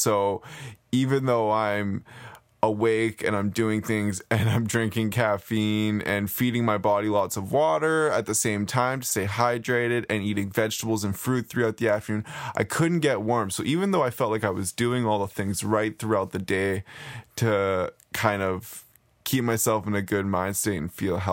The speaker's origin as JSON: {"language": "English", "town": "Nanaimo", "region": "British Columbia", "country": "Canada", "tie": "born or raised there", "moved": "as an adult", "lives_now": "Vancouver, Canada", "said": "a good friend who I grew up in Nanaimo with."}